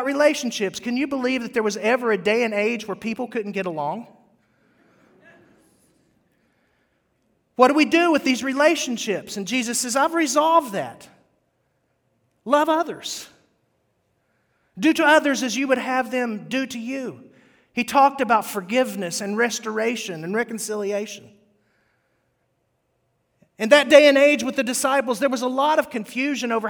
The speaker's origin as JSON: {"language": "English", "region": "West Virginia", "country": "United States", "tie": "born or raised there", "said": "I grew up in West Virginia where there's rattlesnakes and copperheads."}